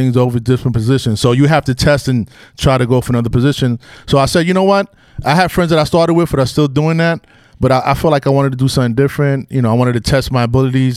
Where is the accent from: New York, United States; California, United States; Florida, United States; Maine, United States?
New York, United States; New York City; also born or lived in Bronx; I was born and raised in the Heights and back and forth from the Bronx to the Heights